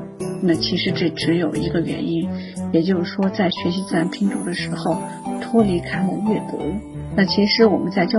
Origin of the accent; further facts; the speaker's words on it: China; 那我们中国的孩子